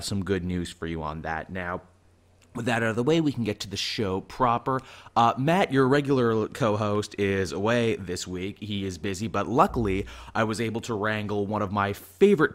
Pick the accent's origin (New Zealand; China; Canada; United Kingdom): Canada; I am Canadian